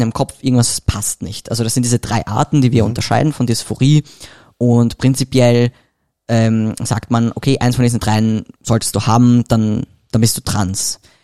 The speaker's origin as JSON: {"language": "German", "region": "Vienna", "country": "Austria", "said": "ich komme aus Wien"}